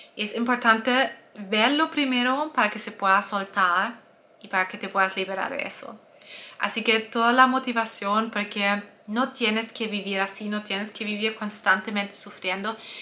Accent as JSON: {"language": "Spanish", "country": "Germany", "second_language": "Spanish", "said": "soy alemana, tal vez lo escuchas en mi voz"}